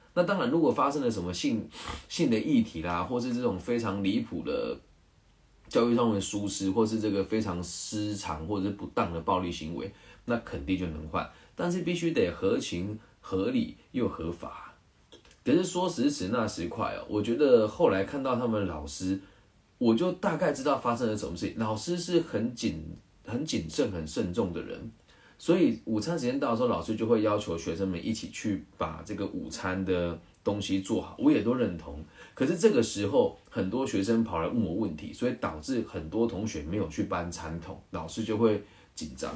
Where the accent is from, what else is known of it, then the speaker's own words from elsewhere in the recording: Changhua County, Taiwan; 我们彰化人